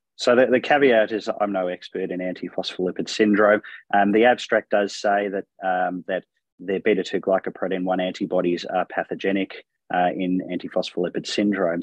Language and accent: English; Melbourne, Victoria, Australia; I'm from Melbourne, Australia